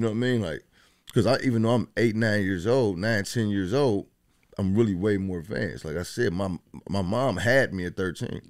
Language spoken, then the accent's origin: English; Dayton, Ohio, United States; I'm from Dayton. I mean, Westwood to be exact.